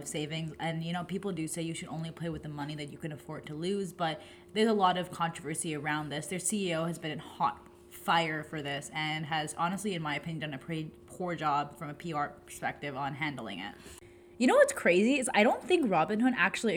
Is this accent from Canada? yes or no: no; Pakistan; I'm a woman from Pakistan